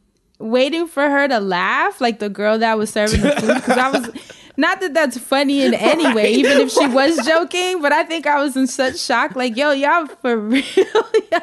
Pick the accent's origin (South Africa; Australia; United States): United States; Harlem, New York; All of us were from different cities. My roommate was from Compton. You know, I'm coming from Harlem.